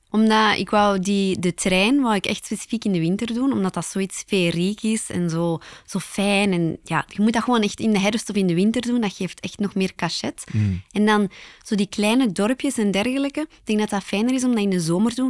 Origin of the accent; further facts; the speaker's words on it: Belgium; Als typische Belg